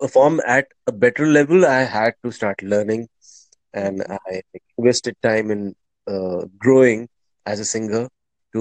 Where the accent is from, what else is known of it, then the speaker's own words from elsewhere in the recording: India; first language Hindi; English is a second language; I am from India